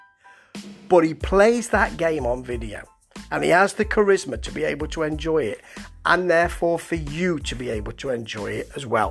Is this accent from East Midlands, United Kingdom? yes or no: yes; Nottingham, East Midlands, United Kingdom; accent: Nottingham; I'm talking in my Nottingham accent